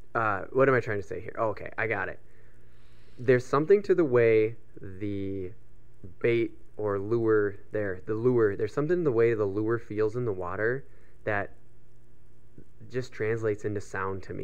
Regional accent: Minnesota, United States; we're from Minnesota.

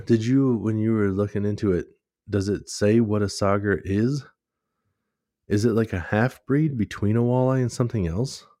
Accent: United States; we're from America

